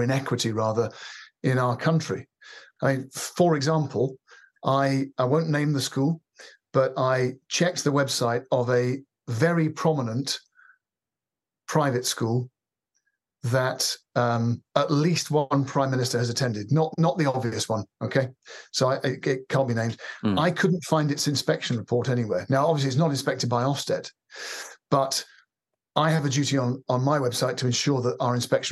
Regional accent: London, United Kingdom; I was born in South London, and I went to school I went to a prep school, actually, not for very long, called Donhead in Wimbledon.

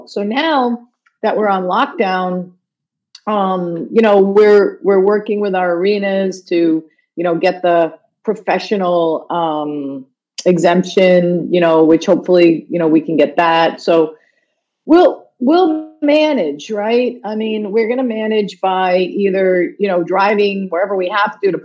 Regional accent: United States; moved away as an adult; now in Toronto, Canada; I'm an American

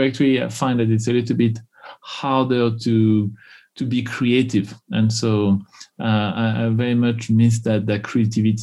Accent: Tours, Centre-Val de Loire, France; English is a second language; moved away as an adult; also born or lived in Houston, Texas; now in United States; I grew up in the center of France, in a city called Tours, Actually, ironically, is the part of France where there is no accent.

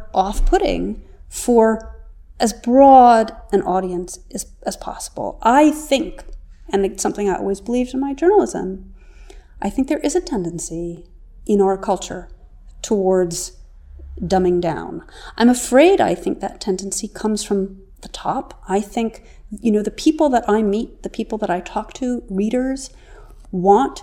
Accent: New York City, New York, United States; I grew up in New York City

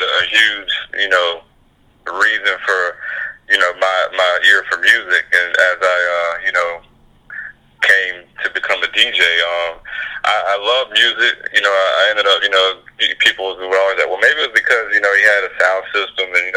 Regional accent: Palatka, Florida, United States; moved away as an adult; also born or lived in Jacksonville, Florida; I'm Putnam County, Palatka, Florida. You know, just an hour from there is pretty much, you know, the small town. You know, grew up a little country boy on a dirt road

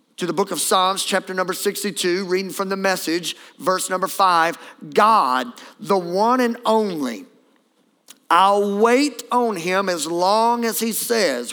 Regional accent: Beauregard Parish, Louisiana, United States; I'm from Beauregard Parish

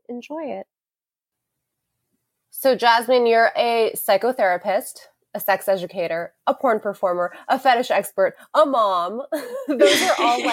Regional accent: New York, United States; I'm from New York

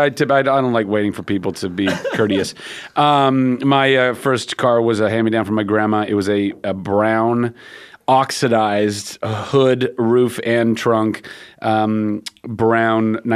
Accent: Ventura, California, United States; I grew up in Ventura

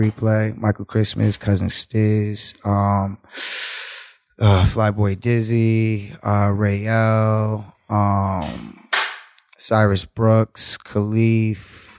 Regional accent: Jamaica; also born or lived in Cape Verde; So I'm Jamaican, in Cape Verdean, but.

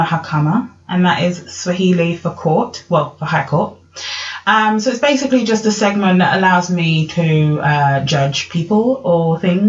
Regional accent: Essex, East of England, United Kingdom; I grew up in Essex when it was white as well, right? Now it's a bit more multicultural, but I grew up in Essex where it was me and one other black family in the whole of my town, right?

